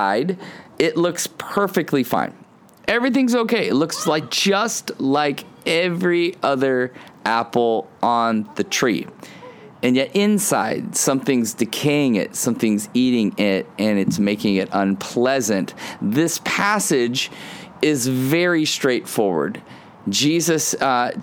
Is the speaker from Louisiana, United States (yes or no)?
no; Ohio, United States; When I was a kid, I grew up in Ohio, and in Ohio, my backyard was like Adventureland